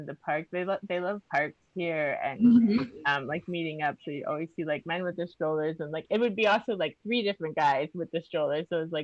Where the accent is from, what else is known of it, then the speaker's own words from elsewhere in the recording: Miami, Florida, United States; I'm from Miami